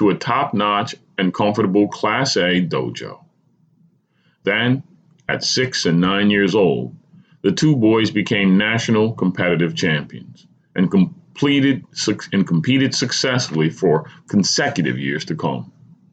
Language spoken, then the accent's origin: English; New Jersey, United States; New Jersey, my home state